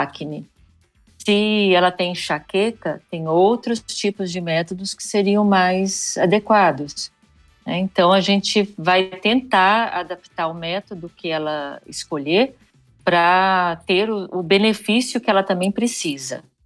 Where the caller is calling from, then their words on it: Goiânia, Goiás, Brazil; Eu falo de Goiânia.